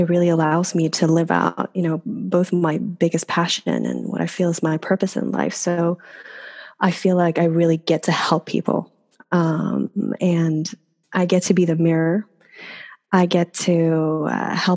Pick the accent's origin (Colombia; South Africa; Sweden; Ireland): Sweden; English is a second language; moved away as an adult; now in New York, United States; I am born and raised in Sweden